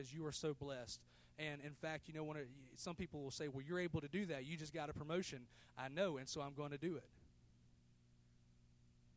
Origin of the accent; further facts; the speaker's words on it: United States; I was born in the United States of America